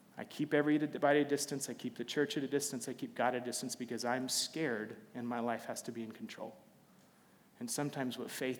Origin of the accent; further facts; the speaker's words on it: Alaska, United States; moved away as an adult; also born or lived in Central Texas / Waco, Texas; I grew up in Alaska. I'm not Alaskan, but I grew up in Alaska